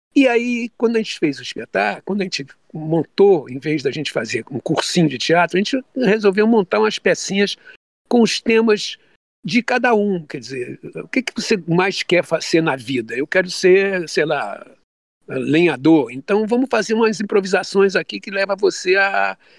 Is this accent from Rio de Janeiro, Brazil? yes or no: yes; Rio de Janeiro, Brazil; also born or lived in Olaria, Rio de Janeiro; A minha infância foi em Bom Sucesso, nessa igreja